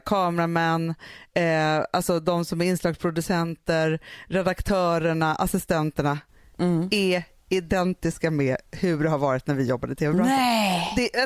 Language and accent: Swedish; Sweden; vi som är svenskar som är uppvuxen i så här